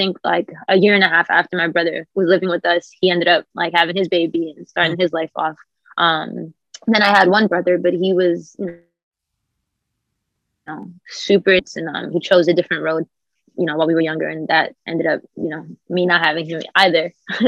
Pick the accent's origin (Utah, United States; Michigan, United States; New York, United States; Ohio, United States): New York, United States; Bronx; because I'm still from the Bronx and I'm still like in real life.